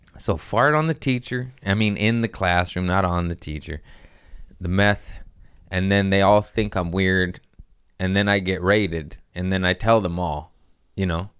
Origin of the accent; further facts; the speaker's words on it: Los Angeles, California, United States; I'm from Los Angeles